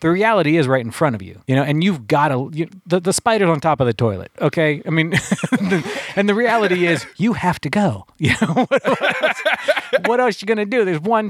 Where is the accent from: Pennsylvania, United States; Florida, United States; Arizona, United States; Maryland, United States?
Pennsylvania, United States; and I took a friend of mine down there where I grew up down in Beaver County. There was train tracks down there.